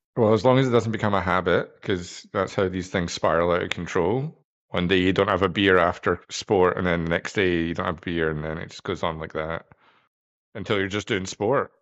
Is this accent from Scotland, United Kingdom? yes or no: yes; Scotland, United Kingdom; moved away; I'm from Scotland